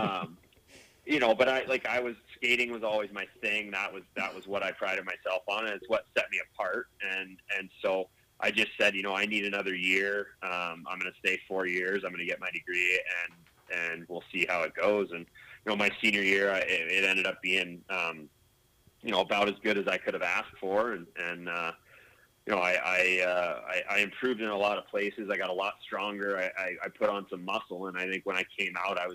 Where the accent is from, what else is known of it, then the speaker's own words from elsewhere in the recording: Zionsville, Indiana, United States; born and raised in Zionsville